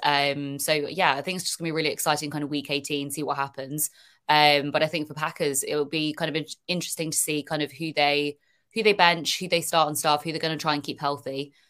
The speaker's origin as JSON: {"language": "English", "country": "United Kingdom", "accent": "British", "said": "I'm hearing a British accent and stuff come on"}